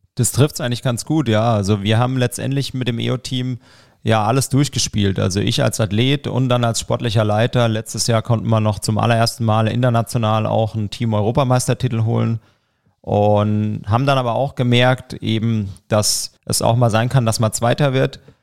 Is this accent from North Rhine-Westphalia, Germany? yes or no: no; Broggingen, Baden-Württemberg, Germany; moved away as an adult; also born or lived in Saarbrücken; now in Landkreis Roth, Germany; Ja, ich komme aus Broggingen. Das ist ein ganz kleiner Ort in der Nähe von Herbolzheim.